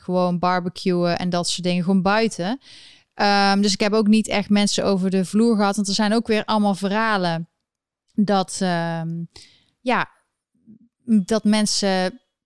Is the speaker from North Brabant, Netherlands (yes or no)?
yes; Eindhoven, North Brabant, Netherlands; moved away as an adult; now in United States; ik kom uit Eindhoven